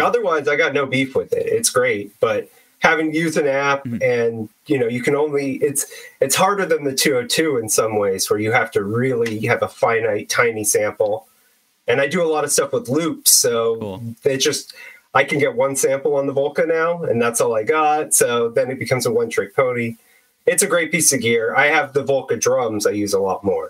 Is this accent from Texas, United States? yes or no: no; Bay Area, California, United States; I'm from the Bay Area